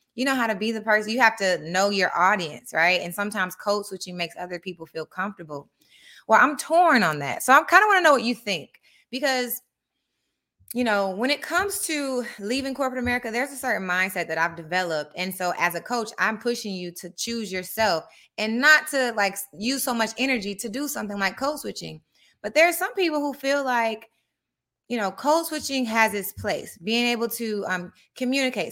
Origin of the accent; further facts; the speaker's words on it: Atlanta, Georgia, United States; I grew up in Atlanta, Georgia